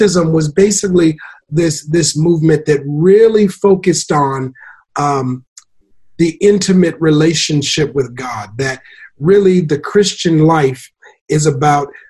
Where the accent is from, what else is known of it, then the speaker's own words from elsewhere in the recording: Minneapolis, Minnesota, United States; moved away; originally from Minneapolis, Minnesota